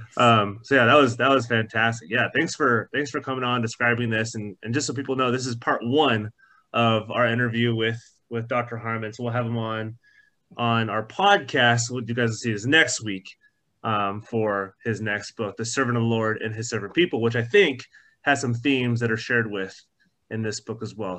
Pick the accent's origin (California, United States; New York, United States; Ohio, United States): California, United States; Orange County; Growing up in Orange County